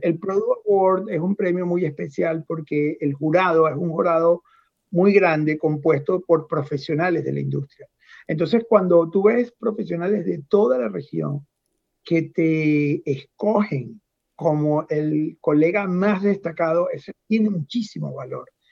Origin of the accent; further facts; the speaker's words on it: Venezuela; moved away as an adult; now in United States; yo salí hace 18 años de Venezuela